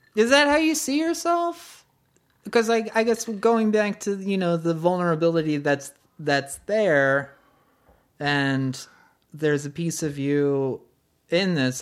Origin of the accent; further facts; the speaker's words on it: United States; as an American